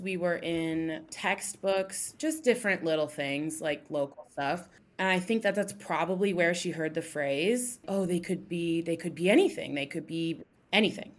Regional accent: Columbus, Ohio, United States; I'm from Columbus, Ohio. You know, I lived here pretty much my whole life

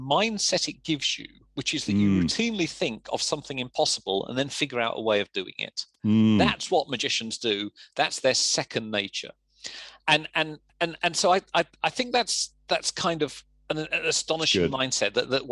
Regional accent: Luton, East of England, United Kingdom; accent: English; I was a kid from Luton

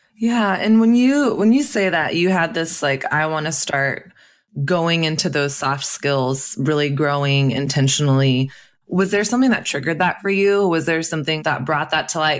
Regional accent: Texas, United States; I grew up in Texas actually

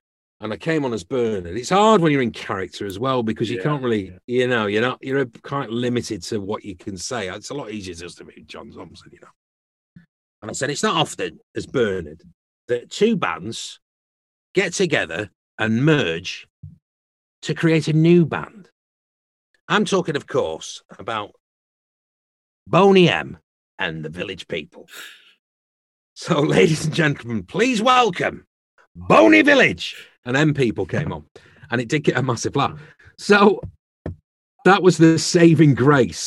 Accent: Preston, North West England, United Kingdom; also born or lived in Salford; I was born in Salford, but I was adopted and I grew up in a little village just outside Preston

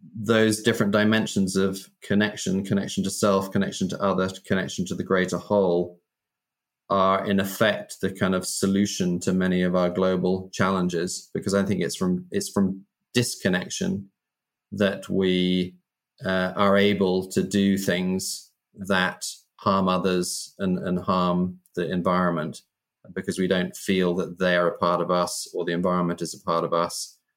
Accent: United Kingdom; I grew up in Britain in the kind of 70s and 80s.

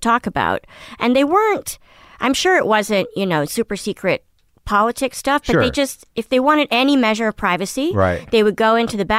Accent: Paris, Île-de-France, France; born there; My brother was born in London, and I was born in Paris.

